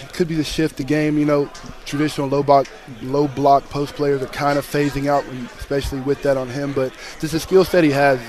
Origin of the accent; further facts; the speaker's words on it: North Carolina, United States; moved away; growing up in North Carolina, you're in the middle of ACC country